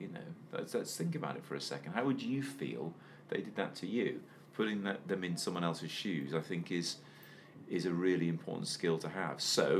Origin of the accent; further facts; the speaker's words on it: Wales, United Kingdom; But, you know, even though I grew up in Wales, I was only 20 miles from the English border.